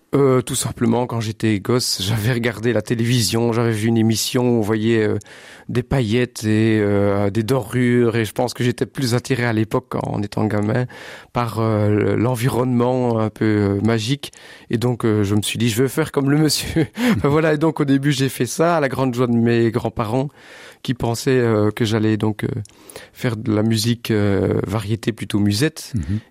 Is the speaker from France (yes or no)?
no; Sambreville, Wallonia, Belgium; moved away as an adult; now in Bastogne, Belgium; je suis originaire de Sambreville. Mhm. J'habite Bastogne maintenant depuis une quinzaine d'années.